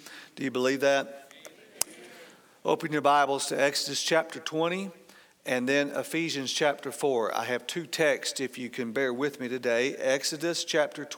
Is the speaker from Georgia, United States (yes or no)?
yes; outside of Atlanta, Georgia, United States; I grew up outside of Atlanta